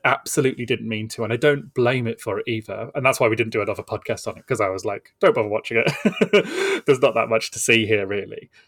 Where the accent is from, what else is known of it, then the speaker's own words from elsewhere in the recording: United Kingdom; as Brits